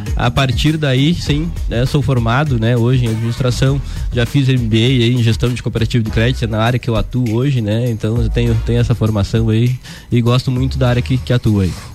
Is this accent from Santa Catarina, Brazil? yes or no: yes; Cerro Negro, Santa Catarina, Brazil; moved away as an adult; now in Lages, Brazil; nasci em Cerro Negro, é, morei em Cerro Negro até os meus 24 anos